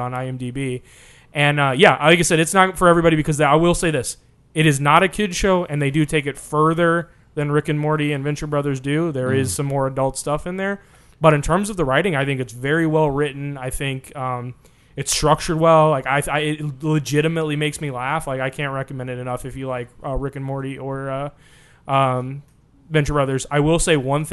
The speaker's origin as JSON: {"language": "English", "town": "St. Louis", "region": "Missouri", "country": "United States", "said": "we're from St. Louis"}